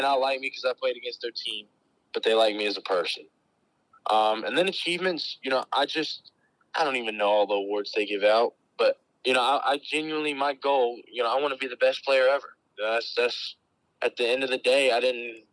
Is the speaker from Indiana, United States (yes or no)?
no; North Carolina, United States; growing up in North Carolina, I feel like we don't have anything near us at all